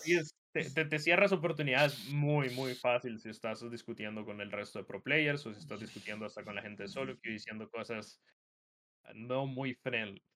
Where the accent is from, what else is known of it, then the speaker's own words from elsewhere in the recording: Costa Rica; la secundaria se dice acá en Costa Rica